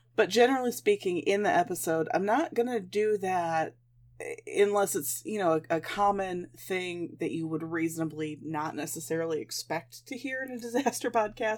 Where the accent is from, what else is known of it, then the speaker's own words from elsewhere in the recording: Midwest, United States; I'm a Midwesterner.